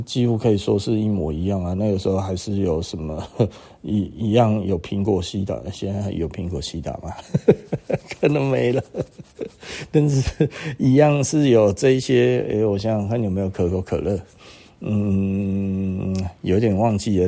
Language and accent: Chinese; Taiwan; 就是我们台湾人对这一种很很基本的类比，真的是谈不上了哈